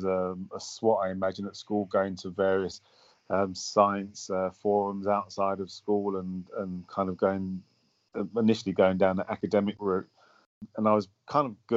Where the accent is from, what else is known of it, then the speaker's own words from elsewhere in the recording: London, United Kingdom; also born or lived in Hackney; I spent most of my childhood around the Bermondsey, Surrey Quays area